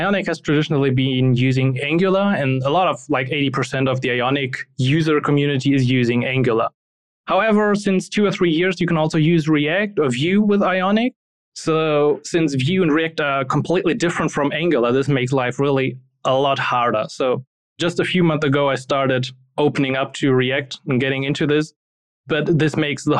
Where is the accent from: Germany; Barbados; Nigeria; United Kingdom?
Germany; English is a second language; I'm not a non-native speaker. I'm from Germany. In the beginning, I was never good in English